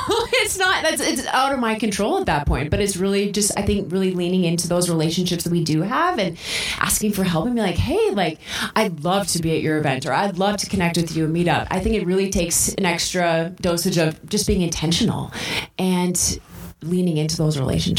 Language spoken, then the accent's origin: English; North Dakota, United States; When I tell people I'm from North Dakota, a lot of times I hear, oh, I've never met anyone from North Dakota.